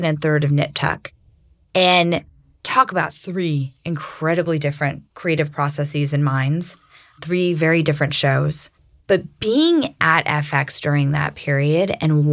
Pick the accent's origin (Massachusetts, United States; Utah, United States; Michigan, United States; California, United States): California, United States; Santa Cruz; I grew up in Santa Cruz, and there's not a whole lot going on in that sleepy little beach town.